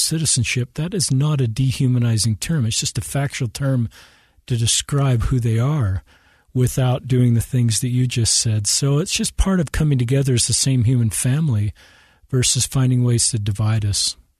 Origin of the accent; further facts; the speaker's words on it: Salt Lake City, Utah, United States; I'm um, native of Utah. Grew up here in Salt Lake City.